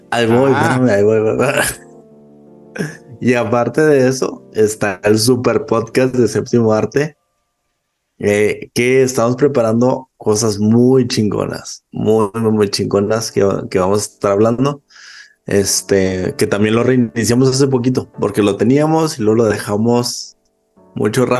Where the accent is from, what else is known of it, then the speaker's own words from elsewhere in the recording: Chihuahua, Mexico; yo soy de Chihuahua, México